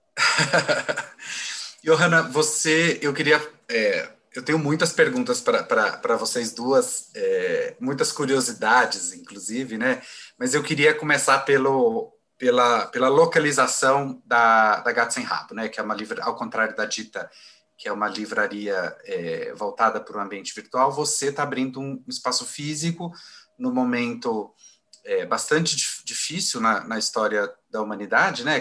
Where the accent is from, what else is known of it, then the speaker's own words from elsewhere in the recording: Goiânia, Goiás, Brazil; moved away as an adult; now in São Paulo, Brazil; sou de Goiânia, né? E cheguei em São Paulo em 2003.